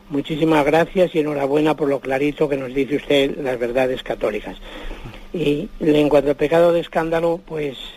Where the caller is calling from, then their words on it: Madrid, Community of Madrid, Spain; de Madrid.